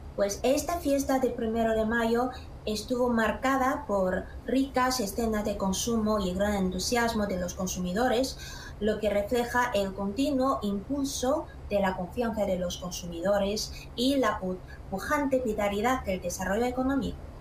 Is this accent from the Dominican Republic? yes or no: no; Xi'an, Shaanxi, China; mi pueblo ciudad Xi'an